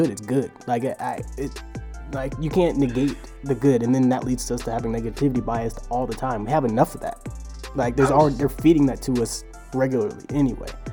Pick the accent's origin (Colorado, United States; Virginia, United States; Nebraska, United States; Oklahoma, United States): Virginia, United States; Richmond; my hometown, Richmond, Virginia